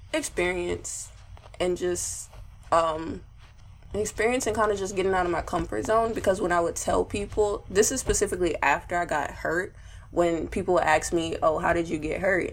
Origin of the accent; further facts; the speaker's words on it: Houston, Texas, United States; I'm from Houston, Texas